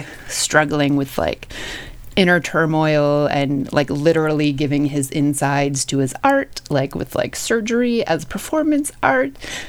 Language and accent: English; Canada; now in Toronto, Canada; obviously living in Toronto, being Canadian. I loved Cronenberg even before I moved here.